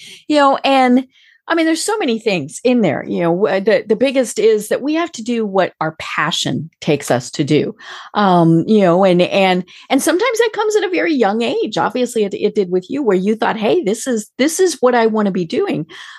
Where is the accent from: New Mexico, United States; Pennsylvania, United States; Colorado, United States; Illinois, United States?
Colorado, United States; now in Atlanta, United States; I came from Colorado, which pretty much has you know, not a lot of accent there.